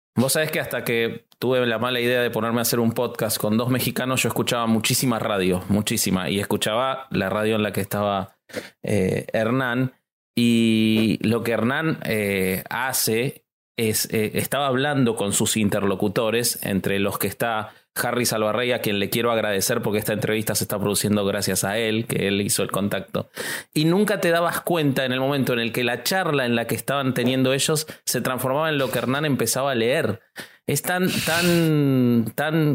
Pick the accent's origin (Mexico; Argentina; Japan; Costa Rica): Argentina; soy argentino